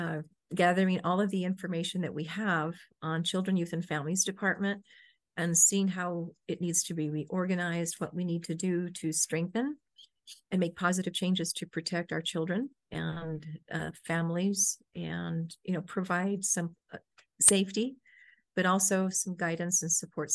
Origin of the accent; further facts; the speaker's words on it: Albuquerque, New Mexico, United States; I'm a local, born and raised here in Albuquerque